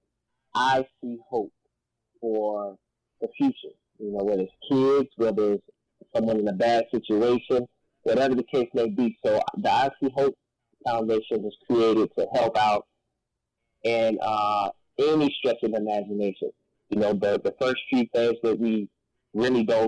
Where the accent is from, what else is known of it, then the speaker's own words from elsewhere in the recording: Rock Hill, South Carolina, United States; my hometown, Rockville, South Carolina